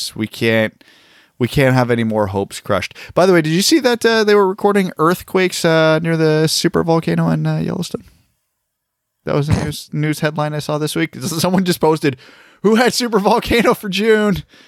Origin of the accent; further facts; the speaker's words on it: Canada; us as Canadian hockey fans who cheer for an American team